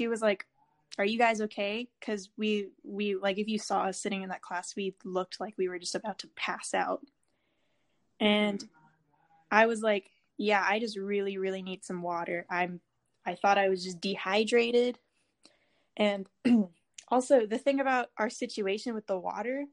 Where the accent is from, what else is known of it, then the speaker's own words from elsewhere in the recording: Charlotte, North Carolina, United States; I'm a junior in high school and I'm from Charlotte, North Carolina